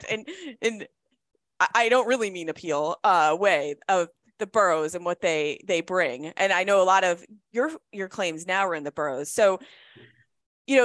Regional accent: Connecticut, United States; I grew up in Connecticut

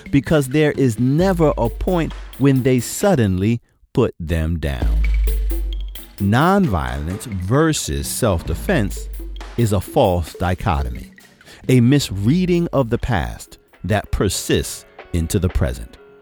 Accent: New York City, New York, United States; I grew up in the Cornerstone Baptist Church on the corner of Madison and Lewis and Bedford Stuyvesant, Brooklyn, New York

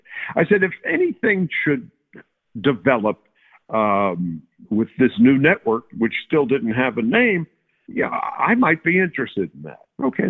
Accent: New York, United States; I opted to take the Yankee job because I grew up in New York and my father was in his latter days.

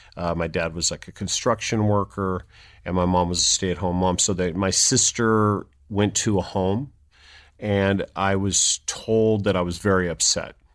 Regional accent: San Jose, California, United States; I was born in San Jose, California

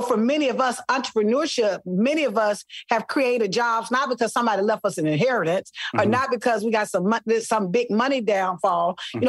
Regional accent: Selma, Alabama, United States; also born or lived in Mobile; Listen, I am from Selma, Alabama. Mobile. Oh, yeah. I spent part of my life in Mobile on mm-hmm. the coast.

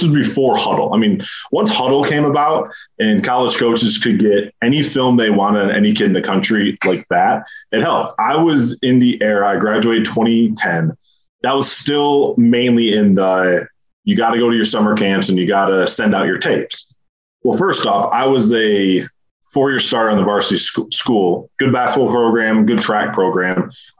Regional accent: Michigan, United States; So I wouldn't say I grew up in Spartan country, but my front door was 10 minutes from the Breslin.

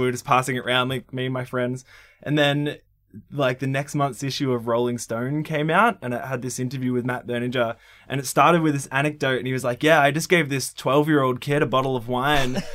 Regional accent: Melbourne, Victoria, Australia; I grew up in Briar Hill, or El, like, Eltham, really, like the northeast suburbs of Melbourne

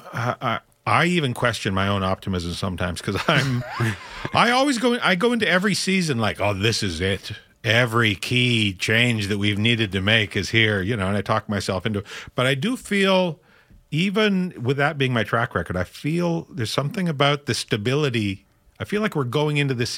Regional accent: Saskatchewan, Canada; moved away as an adult; now in Vancouver, Canada; I grew up in Saskatchewan

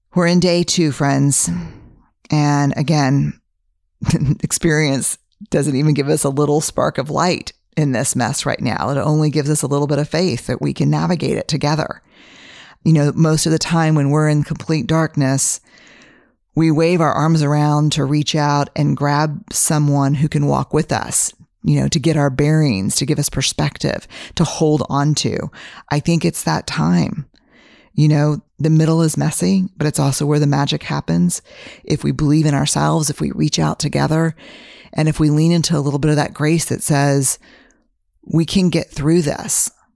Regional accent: Texas, United States; I'm a Texan, fifth generation

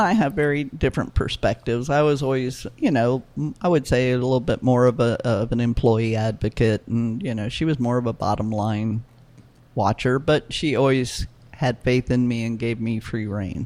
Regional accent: New Orleans, Louisiana, United States; New Orleans is my hometown

